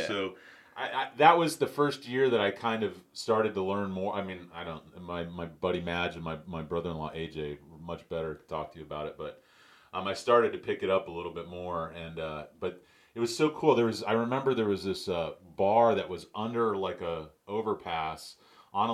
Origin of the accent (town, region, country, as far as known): United States